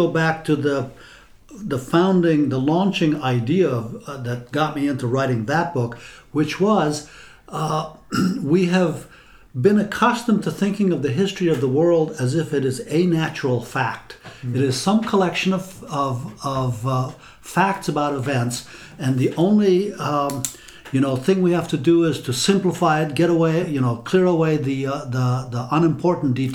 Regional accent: Afghanistan; moved away; I grew up in Afghanistan, and that's the history I learned in school

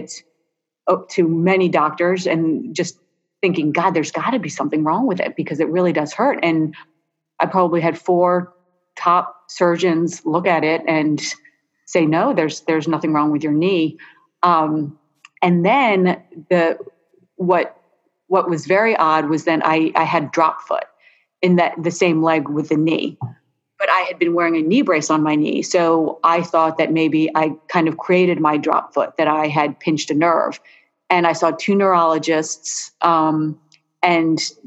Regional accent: Philadelphia, Pennsylvania, United States; moved away as an adult; I grew up in Philadelphia, but I did not really think much of it because, I left Philly when I was 18

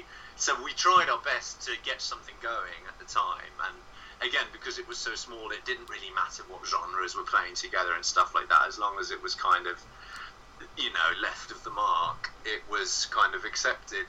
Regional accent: Bremen, Germany; moved away as an adult; now in London, United Kingdom; I was growing up in a small village outside of a town called Bremen.

